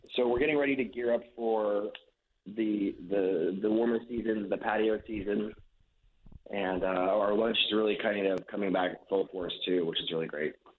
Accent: Wichita, Kansas, United States; moved away as an adult; also born or lived in Denver / Australia; born and raised in Wichita

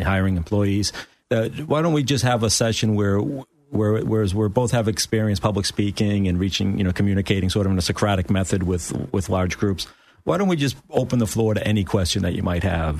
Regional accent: outside Boston, Massachusetts, United States; now in Florida, United States; I grew up just outside of Boston

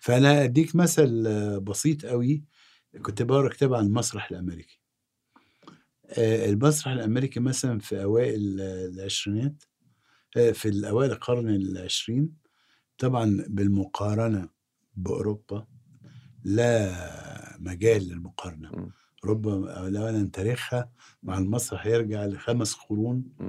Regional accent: Egypt; اكون انا مصري

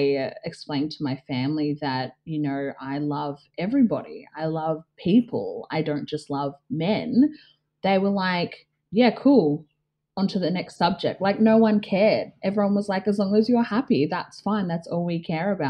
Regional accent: Melbourne, Victoria, Australia; moved away as an adult; now in Geelong, Australia; grew up in like suburban Melbourne as like the only black kid

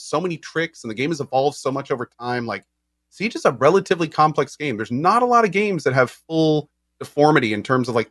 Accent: the South, United States; I'm from the South.

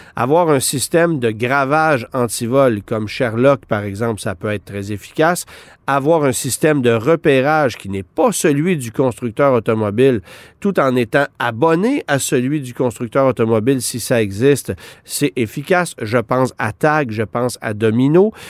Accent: Quebec, Canada; chez nous, au Québec

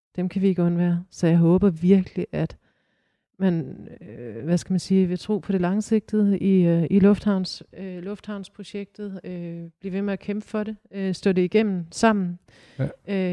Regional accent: Aarhus, Central Denmark Region, Denmark; som aarhusianere

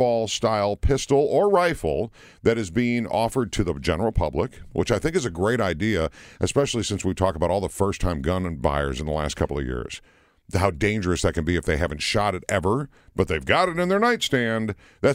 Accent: Minnesota, United States; moved away as an adult; also born or lived in Gillette, Wyoming; I grew up in Minnesota

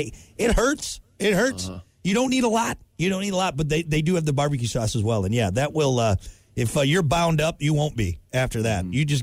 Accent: Wisconsin, United States; moved away; I am from Wisconsin

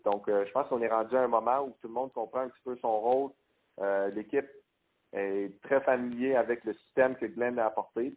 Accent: Quebec City, Quebec, Canada; moved away as an adult; now in Calgary, Canada; j'ai grandi à Québec, donc je suis habitué du euh, du, froid et de la neige

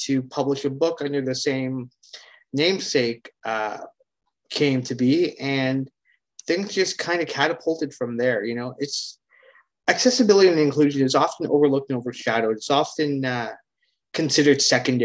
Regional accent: Hamilton, Ontario, Canada; I'm from Hamilton, Ontario, Canada

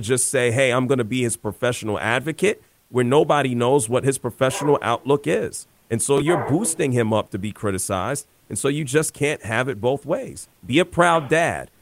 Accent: New York, United States; I grew up in New York

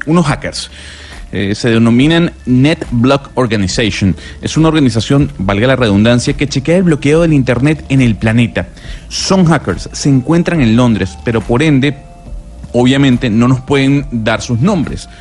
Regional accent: Venezuela; moved away; somos ahora los venezolanos

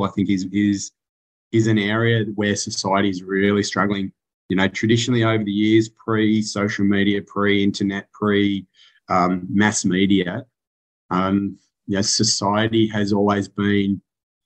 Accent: Canberra, Australian Capital Territory, Australia; moved away as an adult; also born or lived in Central West, New South Wales; now in Bathurst, Australia; I was born in Canberra

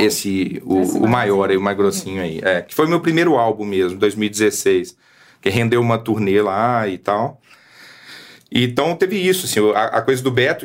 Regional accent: Belo Horizonte, Minas Gerais, Brazil; a gente está falando da terra, do, onde eu cresci

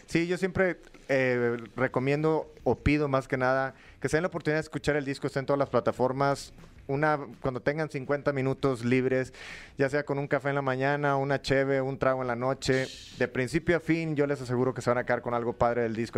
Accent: Matamoros, Tamaulipas, Mexico; moved away; also born or lived in Monterrey; de, donde soy yo, de, de Matamoros, viví en Monterrey también

